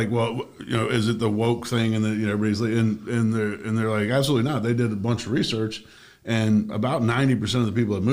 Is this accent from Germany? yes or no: yes; Germany; also born or lived in Washington, D.C.; now in South Florida, United States; when I was growing up in Germany, we skied the Alps